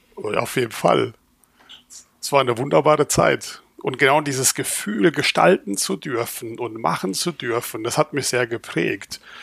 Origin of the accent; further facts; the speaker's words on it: Rhineland-Palatinate, Germany; also born or lived in Turkey (ancestry); now in Schwäbisch Hall, Germany; ich bin Pfälzer mit türkischer Abstammung